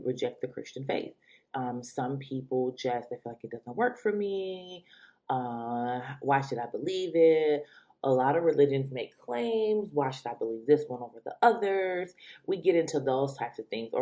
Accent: Detroit, Michigan, United States; I am from the Metro Detroit area.

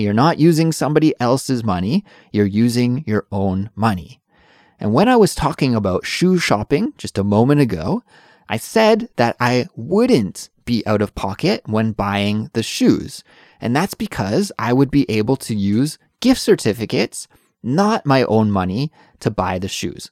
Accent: Canada; moved away as an adult; now in South Korea; Although I'm from Canada, I do live in South Korea

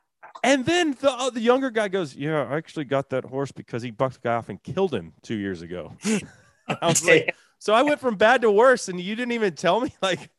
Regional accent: Texas, United States; everyone rides horses growing up in Texas, at least some as a kid.

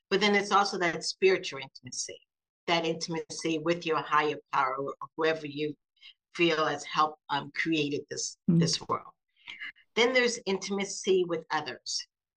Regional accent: South Carolina, United States; also born or lived in Seattle, Washington; now in Florida, United States; Grew up mostly in the South and South Carolina, but Florida is what I call home.

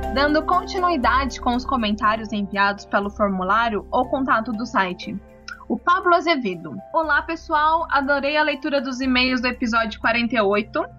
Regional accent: Marília, São Paulo, Brazil; now in Curitiba, Brazil; eu sou do interior de São Paulo, eu sou de Marília

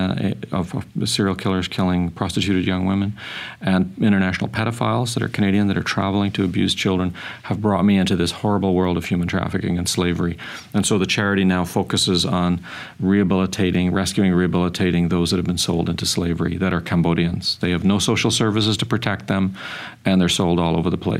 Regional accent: Ireland; being Irish

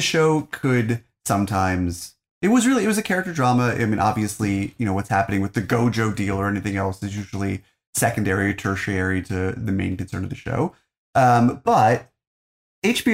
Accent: United States; as an American

